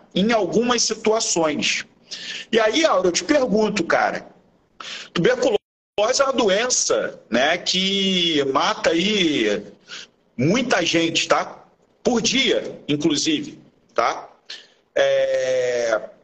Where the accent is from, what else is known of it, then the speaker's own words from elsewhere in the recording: Rio de Janeiro, Brazil; eu e o Áureo, nós somos do Rio de Janeiro, aqui no Rio de Janeiro